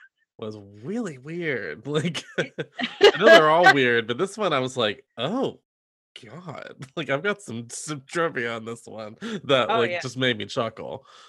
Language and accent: English; Pinehurst, North Carolina, United States; Pinehurst, which is literally my hometown.